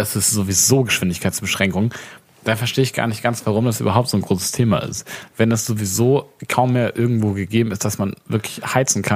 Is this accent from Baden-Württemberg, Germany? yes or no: yes; Baden-Württemberg, Germany; in Baden-Württemberg, da wo ich herkomme